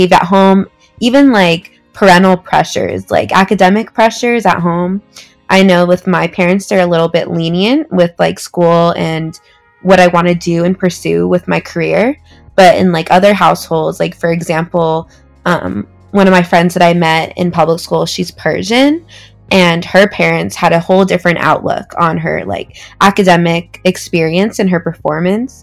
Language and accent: English; Laguna Niguel, California, United States; I'm from Orange County, California, specifically Laguna Niguel